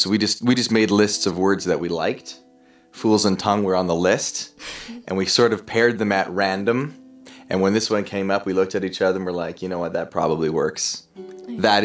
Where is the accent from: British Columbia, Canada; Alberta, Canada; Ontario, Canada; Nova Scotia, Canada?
Alberta, Canada; Millet; I also grew up with this guy in Millet, Alberta, many moons ago